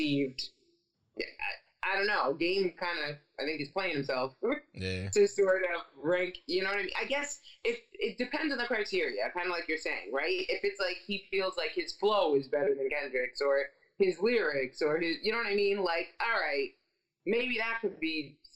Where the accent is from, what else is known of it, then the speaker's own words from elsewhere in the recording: East Coast, United States; I'm from the East Coast